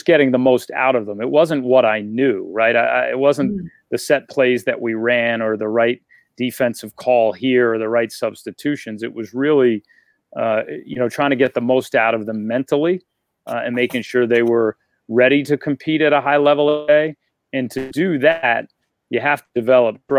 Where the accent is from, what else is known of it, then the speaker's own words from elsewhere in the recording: New York, United States; moved away as an adult; also born or lived in Rhode Island / Maine; now in Providence, United States; So, I grew up in New York. Both my parents are from the Bronx